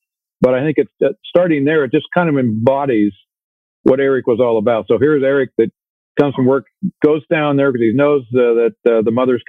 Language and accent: English; Chillicothe, Ohio, United States; moved away as an adult; now in Bradford, United States; I grew up in Chillicothe, Ohio